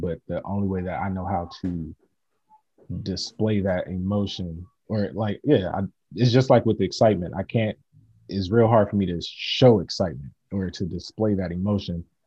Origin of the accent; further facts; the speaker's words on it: Oakland, California, United States; also born or lived in San Lorenzo, California / Irvine, California; I was born in Oakland, California. Uh, met Branch at uh, San Lorenzo High School, San Lorenzo, California